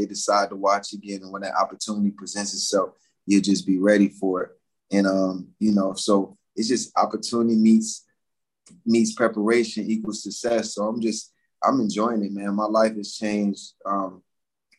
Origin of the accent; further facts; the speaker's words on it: Atlanta, Georgia, United States; growing up in Atlanta